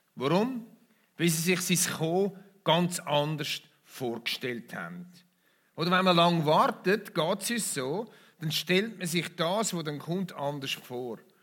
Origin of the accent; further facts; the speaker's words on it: Switzerland; bei uns in der Schweiz